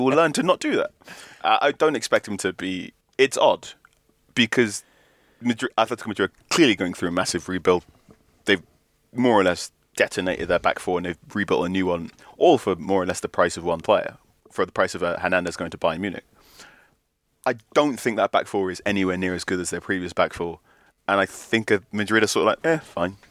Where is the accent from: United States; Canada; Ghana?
Ghana; As a Ghanaian person